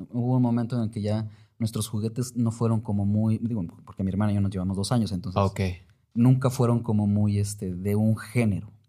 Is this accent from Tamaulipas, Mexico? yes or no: no; Mexico City, Mexico; born there; nací aquí en la Ciudad de México, cuando me fui de la, de la ciudad, pues dejé a mis amigos, a mis amigas de la escuela y etcétera.